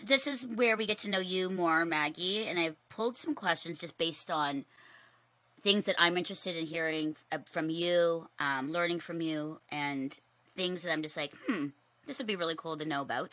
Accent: Philippines; me being Filipino

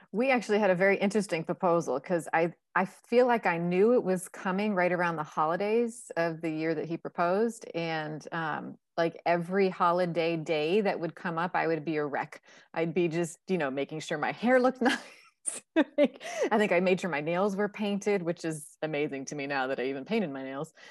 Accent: Northeast, United States; I come from the Northeast

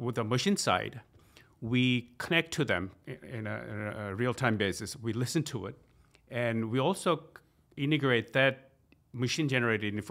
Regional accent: South Korea; also born or lived in United States; I'm from South Korea, visiting Portland, this wonderful city.

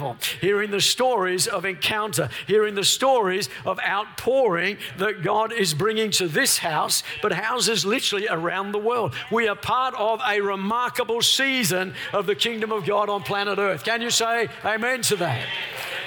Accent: Melbourne, Victoria, Australia; We're from Melbourne, the lockdown capital of the world

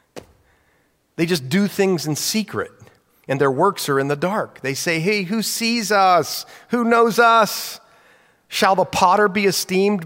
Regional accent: United States; I'm an American. Praise the Lord, I was born here

